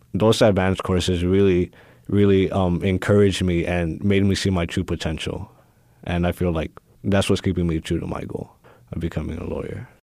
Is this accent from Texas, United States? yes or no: yes; Houston, Texas, United States; I was born and raised here in Houston, in A Leaf